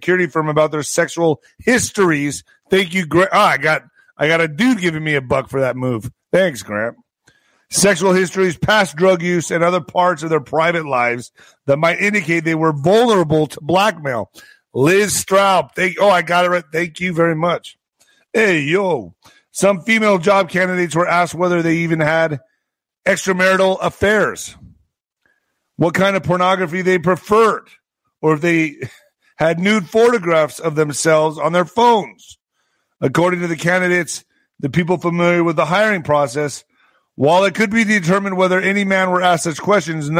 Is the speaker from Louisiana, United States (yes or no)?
no; El Paso, Texas, United States; also born or lived in Ciudad Juárez, Chihuahua, Mexico; I grew up on both sides of the border. I grew up in El Paso and in Juarez, going back and forth my whole life.